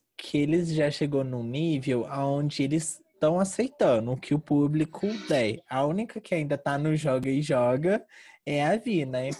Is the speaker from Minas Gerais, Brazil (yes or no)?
yes; Uberlândia, Minas Gerais, Brazil; eu sou de Uberlândia